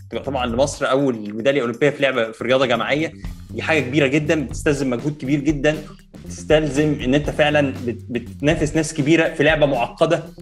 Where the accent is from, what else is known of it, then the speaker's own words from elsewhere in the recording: Egypt; احنا كمصريين